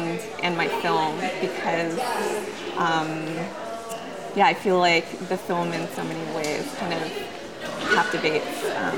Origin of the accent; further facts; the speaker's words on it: Oakland, California, United States; also born or lived in Japan; being half Japanese and having grown up, I grew up in Oakland, and I also grew up in Japan.